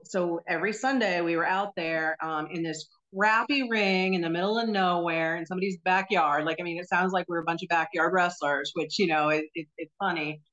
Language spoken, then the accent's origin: English; New Jersey, United States; moved away as an adult; also born or lived in North Carolina; now in Florida, United States; I was uh, born and raised in New Jersey